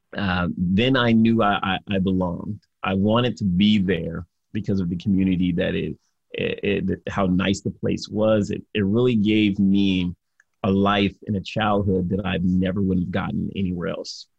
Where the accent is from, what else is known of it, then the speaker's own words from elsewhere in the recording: Detroit, Michigan, United States; I grew up in Detroit, Michigan